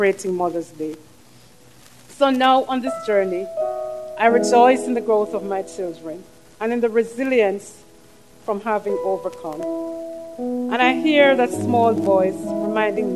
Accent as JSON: {"language": "English", "country": "Jamaica", "moved": "as an adult", "lives_now": "United States", "said": "I come from Jamaica. Every trip back is beautiful."}